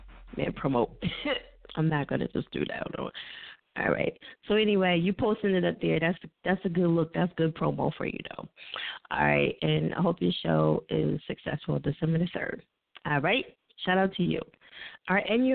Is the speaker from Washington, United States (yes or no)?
no; New Jersey, United States; I'm from Jersey. That's what we do. We mispronounce everything.